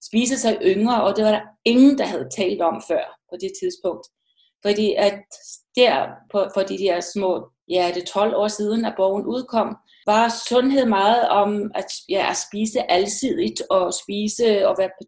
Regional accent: Iceland; moved away as an adult; also born or lived in Westfjords, Iceland (mother's origin); now in Denmark; Jeg er født i Island, har boet i Island de første 20 år af mit liv, og så flyttede jeg til Danmark har stor tilknytning til Danmark, og det havde jeg allerede, da jeg var barn.

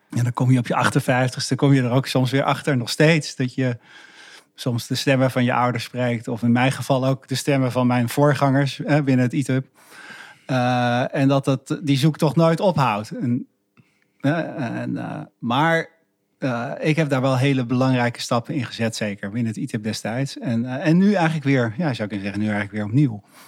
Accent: Haarlem, North Holland, Netherlands; also born or lived in Achterhoek; Ik, ik, opgegroeid in Haarlem

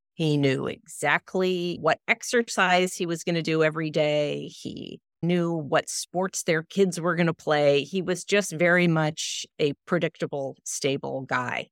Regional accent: Los Angeles, California, United States; I grew up in Los Angeles, so my childhood really took place largely at the beach.

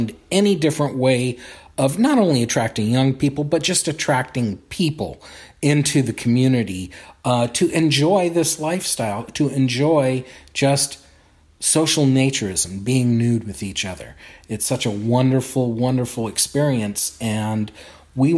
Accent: Inglewood, California, United States; I grew up here in Southern California

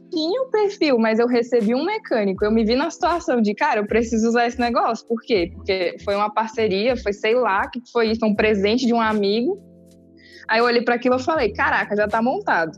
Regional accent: Brasília, Federal District, Brazil; eu sou de Brasília

